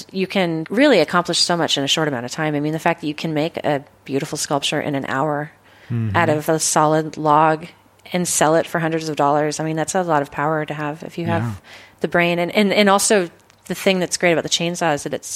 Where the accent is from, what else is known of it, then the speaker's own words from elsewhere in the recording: Philomath, Oregon, United States; also born or lived in Kings Valley, Oregon; I grew up, you know, in Kings Valley, which is mm-hmm. a ghost town now. But then I went to school in Philomath, Oregon